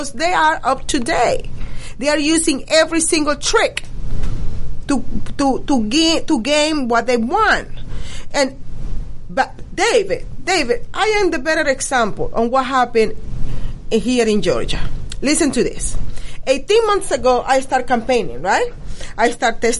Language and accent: English; Venezuela; now in United States; because I am Latino, because I am original from Venezuela